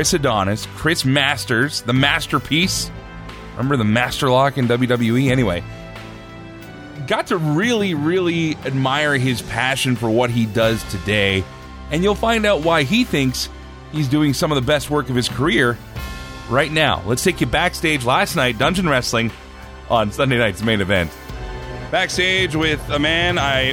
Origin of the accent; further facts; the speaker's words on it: Red Deer, Alberta, Canada; I grew up in Red Deer, just north of here